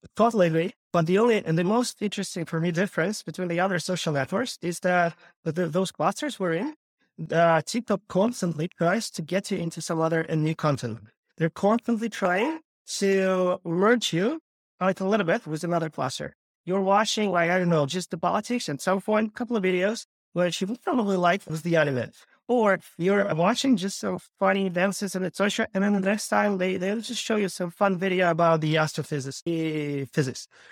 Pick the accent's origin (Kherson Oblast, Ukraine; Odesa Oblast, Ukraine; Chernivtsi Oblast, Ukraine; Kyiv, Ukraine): Kyiv, Ukraine; moved away as an adult; also born or lived in Los Angeles, United States / Santa Monica, United States; I was born and raised in Ukraine, Kyiv